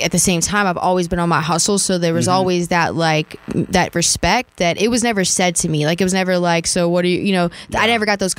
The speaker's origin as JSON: {"language": "English", "town": "New Orleans", "region": "Louisiana", "country": "United States", "said": "Well, I'm from New"}